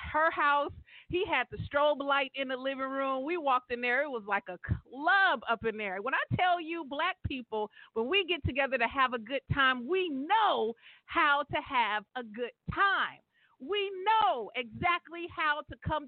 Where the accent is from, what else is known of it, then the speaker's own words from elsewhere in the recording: Stockton, California, United States; my hometown in the 209